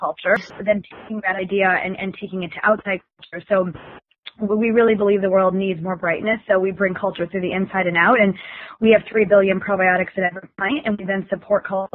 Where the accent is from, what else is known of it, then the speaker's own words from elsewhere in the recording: Wisconsin, United States; I grew up in Wisconsin